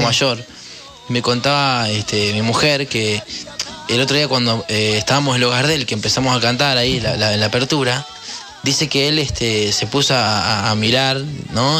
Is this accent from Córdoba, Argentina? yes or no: yes; Córdoba, Argentina; soy cordobés